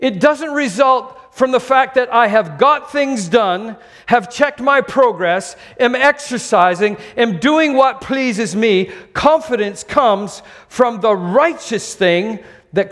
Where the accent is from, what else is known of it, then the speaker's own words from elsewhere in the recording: Canada; now in Singapore; I'm Canadian